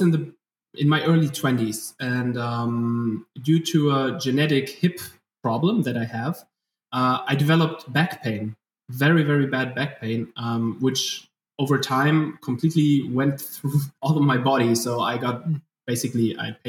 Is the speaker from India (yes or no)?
no; Germany; accent: German; English is a second language; from my accent, people can tell that I'm German, doing my best to speak English